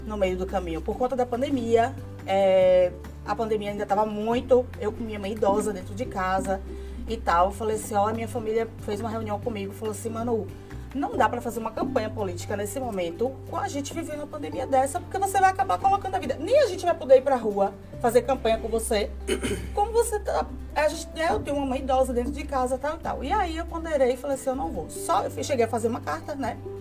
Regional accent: Itabuna, Bahia, Brazil; also born or lived in Aracaju / Salvador; eu sou de Tabuna, né? Nasci aqui, é, estudei fora, morei em Aracaju, morei em Salvador, depois retornei para Itabuna

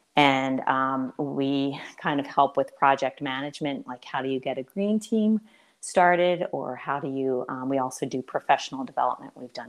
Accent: Boyertown, Pennsylvania, United States; moved away as an adult; also born or lived in Boston; my roots in Boyertown, because just growing up in a small town, now it's no longer a small town

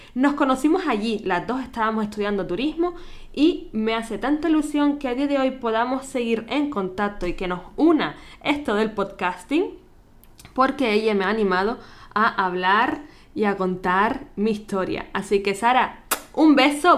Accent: Gran Canaria, Canary Islands, Spain; moved away as an adult; now in Vienna, Austria; nacida en Canarias

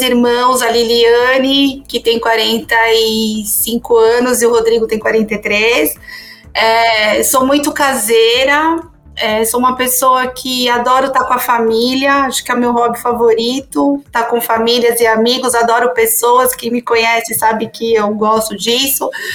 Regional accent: São Paulo, Brazil; nasci em São Paulo

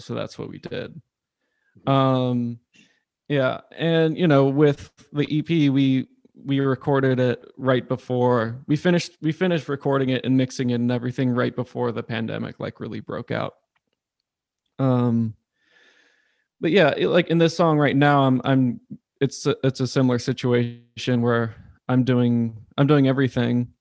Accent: Charlottesville, Virginia, United States; moved away as an adult; also born or lived in Williamsburg, Virginia; now in Richmond, United States; I grew up in Charlottesville

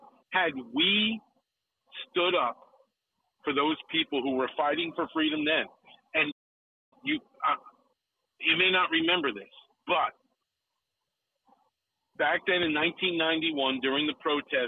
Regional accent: United States; as an American

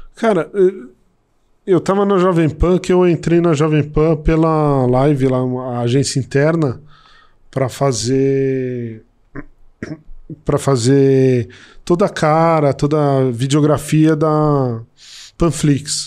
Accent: São Paulo, Brazil; moved away as an adult; also born or lived in Brasília; vou voltar para São Paulo, que eu sou de São Paulo

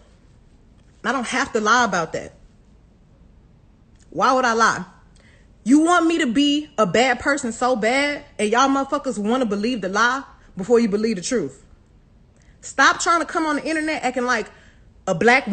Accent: Houston, Texas, United States

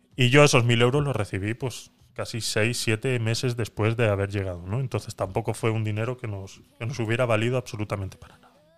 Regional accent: Spain; moved away; also born or lived in Panama; yo presenté todos mis papeles como retornado español

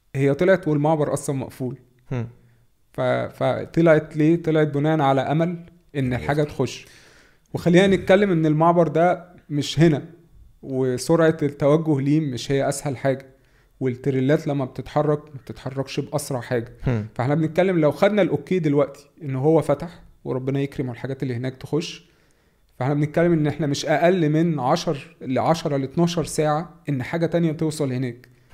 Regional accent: Egypt; احنا يعني كمصريين

